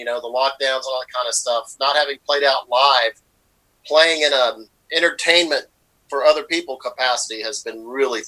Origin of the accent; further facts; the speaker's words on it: Lakeland, Florida, United States; moved away; my home state, you know, Florida, my hometown down there in Lakeland, Florida.